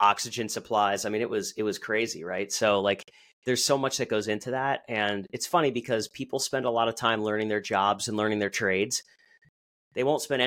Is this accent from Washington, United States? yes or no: no; Allentown, Pennsylvania, United States; my hometown